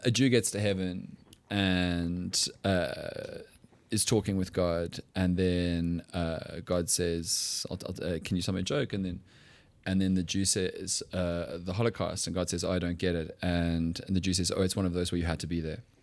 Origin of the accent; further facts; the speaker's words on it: South Africa; we as English speaking South Africans